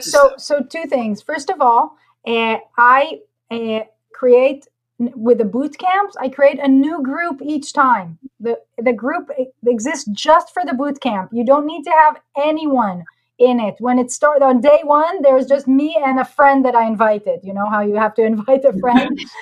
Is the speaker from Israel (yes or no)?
yes; Israel; moved away as an adult; also born or lived in Costa Rica; I'm from Israel originally.